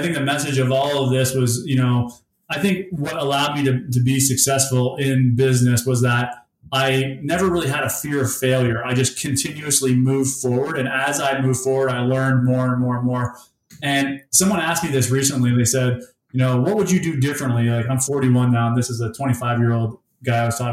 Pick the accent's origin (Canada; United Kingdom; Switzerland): Canada; Essex, Ontario; now in Windsor, Canada; I grew up in Essex, Ontario, which is in Essex County.